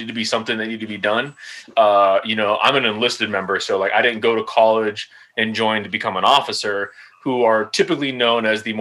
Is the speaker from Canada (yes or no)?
no; Los Angeles, California, United States; moved away as an adult; also born or lived in Fort Carson, Colorado / Schofield Barracks, Hawaii / Joint Base Lewis-McChord, Washington; now in Fort Leonard Wood, Missouri, United States; I'm from Los Angeles, California.